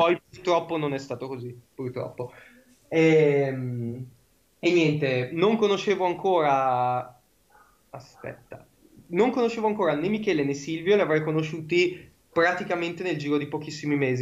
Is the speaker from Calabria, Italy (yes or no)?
no; Brianza, Lombardy, Italy; io sono della Brianza, abito vicino a Monza